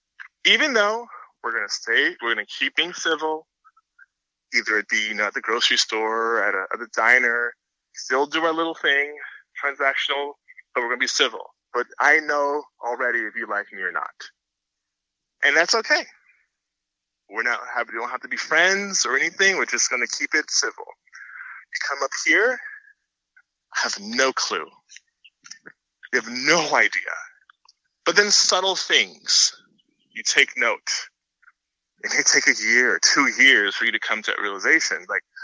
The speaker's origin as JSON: {"language": "English", "town": "Miami", "region": "Florida", "country": "United States", "said": "because I'm originally from Florida, in Miami, Florida, moved a lot across the state. So it's geographically diverse. I'm from the South."}